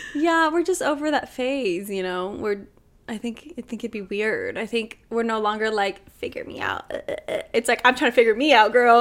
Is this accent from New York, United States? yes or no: no; Los Angeles, California, United States; I'm literally from L